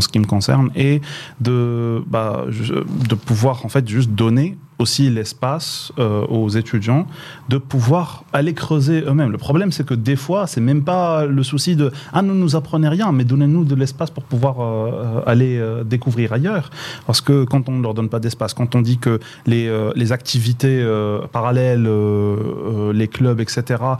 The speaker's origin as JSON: {"language": "French", "town": "Boujdour", "region": "Laâyoune-Sakia El Hamra", "country": "Morocco", "tie": "born or raised there", "also_born_or_lived": "Meknes", "moved": "yes", "said": "j'ai grandi à Bousdol, c'est donc la fin du Maroc"}